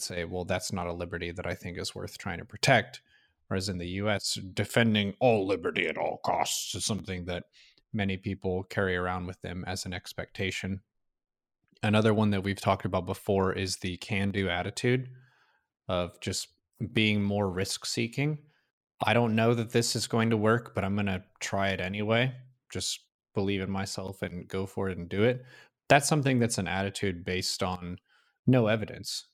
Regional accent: United States; moved away; I didn't really self-identify as an American as a defining aspect in my youth

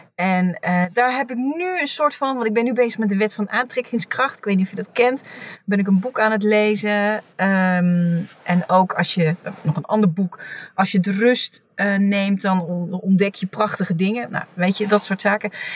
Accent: Achterhoek, Gelderland, Netherlands; ik ben in de Achterhoek opgegroeid

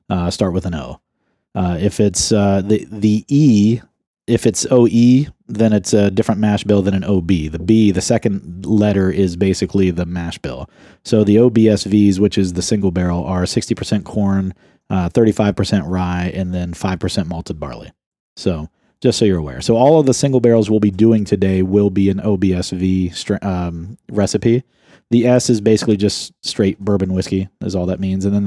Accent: Ohio, United States; I'm from Ohio

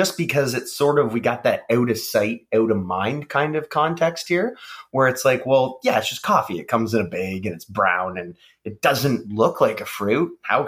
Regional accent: Canada; And I think, again, we are Canadian and we are, as much as we want people to support us as a small local company

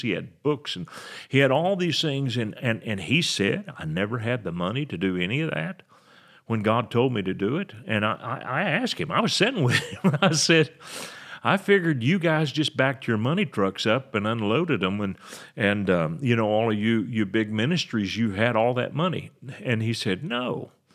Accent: United States; I'm an American guy

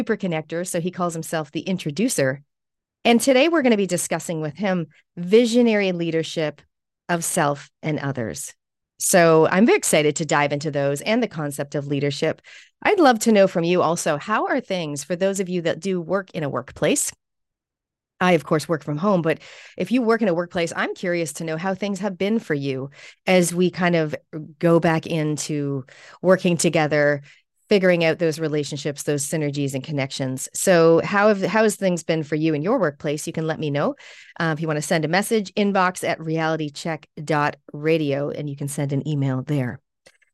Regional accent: Canada; now in New Zealand; You may notice my accent. I'm also a Canadian Kiwi or a Kiniwi. And I've been here for more than half of my life now here in New Zealand

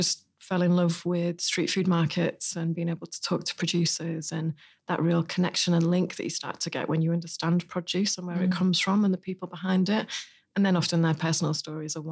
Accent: Hull, Yorkshire and the Humber, United Kingdom; So I'm from Hull in northeast England, so in East Yorkshire.

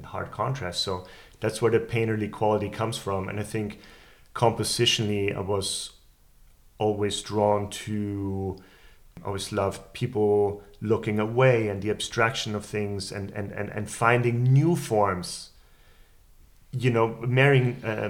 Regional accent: Vienna, Austria; I grew up in Vienna

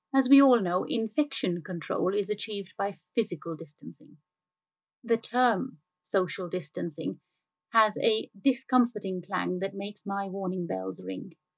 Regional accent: India; I grew up in India

